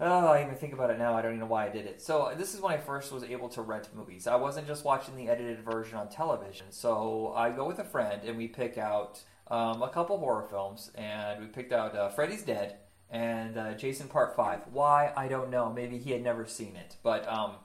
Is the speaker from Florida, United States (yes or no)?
no; Huntington, Indiana, United States; moved away; grew up in Indiana